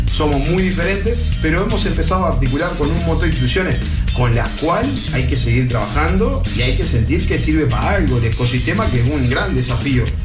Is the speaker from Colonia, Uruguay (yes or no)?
no; Rodríguez, Canelones, Uruguay; also born or lived in Montevideo; yo soy el canario cuando voy a Montevideo y a mucho orgullo y seguiré siendo el canario, es más, yo vivo, soy de una zona rural. En Rodríguez